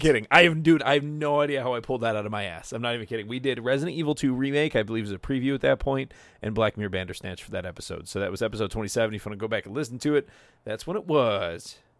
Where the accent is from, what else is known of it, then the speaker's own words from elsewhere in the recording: United States; I'm from the States